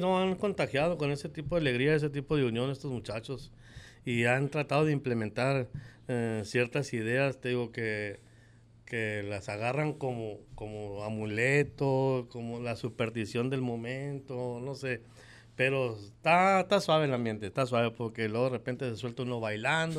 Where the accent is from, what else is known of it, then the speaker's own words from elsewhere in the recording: Guadalajara, Jalisco, Mexico; moved away as an adult; now in Hermosillo, Mexico; yo nací en el 68 en Guadalajara, Jalisco. Y nomás de que cuando llegué aquí, como llegué el 87, el 88 con el 89 me quedé a vivir aquí